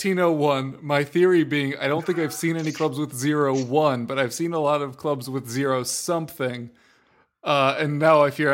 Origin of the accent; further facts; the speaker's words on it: United States; It's because I'm American, isn't it?